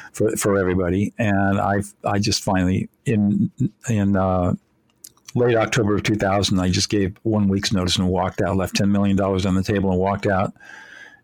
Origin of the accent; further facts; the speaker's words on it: Southern California, United States; Even though I grew up in affluence in Southern California